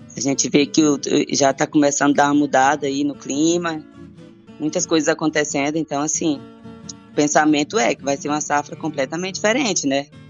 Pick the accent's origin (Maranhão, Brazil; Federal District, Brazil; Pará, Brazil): Maranhão, Brazil; southern; now in Rio Verde, Brazil; Eu nasci, sou do Maranhão, do sul do Maranhão